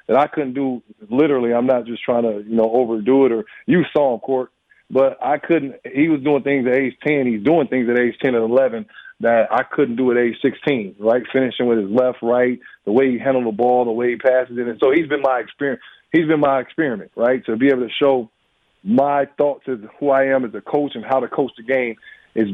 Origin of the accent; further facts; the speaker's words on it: Illinois, United States; moved away as an adult; now in Madison, United States; I'm from Illinois